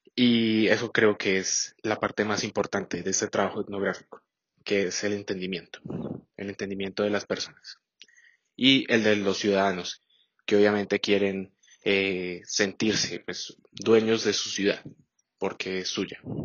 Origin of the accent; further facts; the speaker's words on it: Colombia; nos recuerde como colombianos